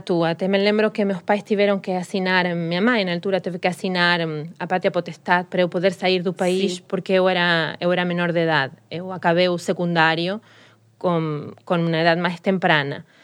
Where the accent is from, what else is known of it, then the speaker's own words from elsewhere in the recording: Rosario, Santa Fe, Argentina; Portuguese is a second language; moved away as an adult; also born or lived in Santa Monica, United States; now in Lisbon, Portugal; eu nasci numa cidade muito pequena. Muito pequena não, mas mais pequena que Buenos Aires, que é o que a gente, toda a gente conhece de da, da Argentina, que chama-se Rosário